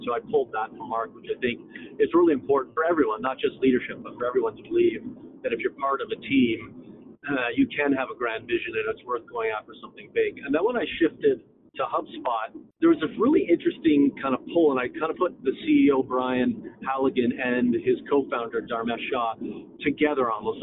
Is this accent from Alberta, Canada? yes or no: no; Toronto, Ontario, Canada; moved away; I'm Canadian, born and raised in Toronto